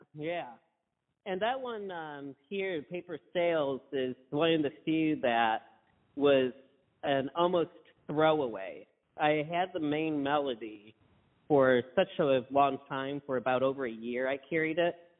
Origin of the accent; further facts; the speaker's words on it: Kimball, Michigan, United States; I'm exactly from Kimball